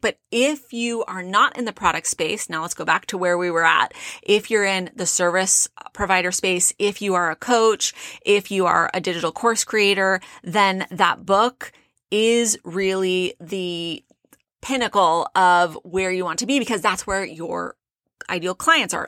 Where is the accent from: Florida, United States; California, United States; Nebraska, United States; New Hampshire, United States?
California, United States; South Orange County; now in Phoenix, United States; I grew up in South Orange County.